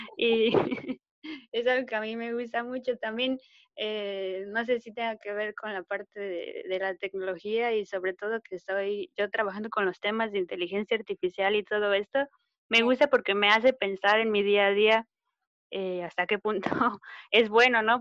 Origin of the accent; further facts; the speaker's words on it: State of Mexico, Mexico; moved away as an adult; now in Manchester, United Kingdom; yo soy del Estado de México, de la zona metropolitana